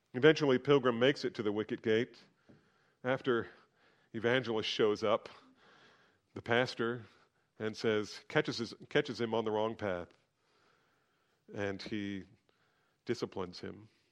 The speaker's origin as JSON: {"language": "English", "country": "United States", "said": "being an American"}